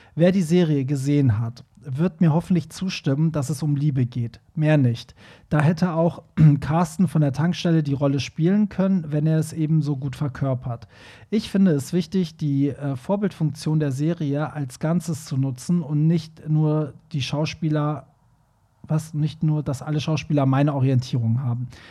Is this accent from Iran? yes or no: yes; Iran; moved away; wo ich herkomme, wie in dem Iran